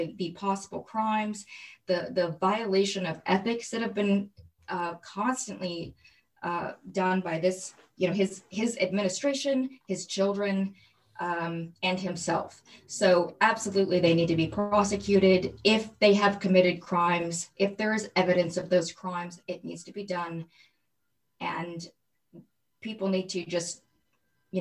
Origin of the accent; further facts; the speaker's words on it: Michigan, United States; I grew up in Michigan